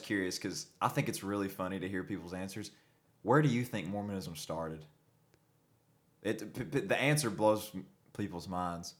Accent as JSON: {"language": "English", "region": "the Bible Belt", "country": "United States", "tie": "born or raised there", "said": "Growing up in the Bible Belt, being a member of this faith is awful"}